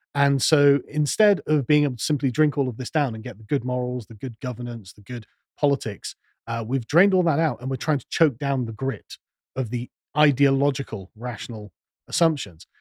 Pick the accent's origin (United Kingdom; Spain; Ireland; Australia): United Kingdom; England; I'm an Englishman